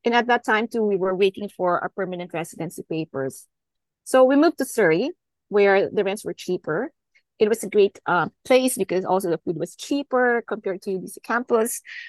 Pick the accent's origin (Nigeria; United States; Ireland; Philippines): Philippines; now in Vancouver, Canada; I've been in Metro Vancouver for the last 18 years. I immigrated from the Philippines.